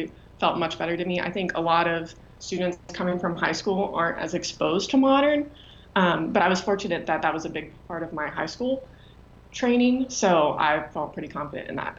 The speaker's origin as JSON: {"language": "English", "region": "Alabama", "country": "United States", "tie": "born or raised there", "also_born_or_lived": "Pennsylvania", "moved": "as an adult", "said": "growing up in Alabama"}